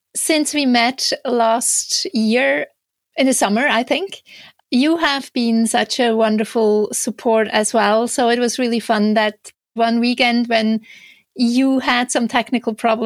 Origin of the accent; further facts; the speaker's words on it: Switzerland; English is a second language; moved away as an adult; now in Canada; you might hear a slight little accent in my speech. So I'm originally from Switzerland, but I have been living in Canada for the last 17 years